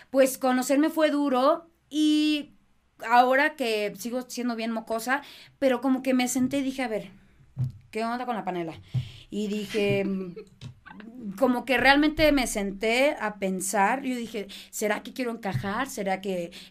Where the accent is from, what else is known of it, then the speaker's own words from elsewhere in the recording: Boston, Massachusetts, United States; born there; Nací en Boston.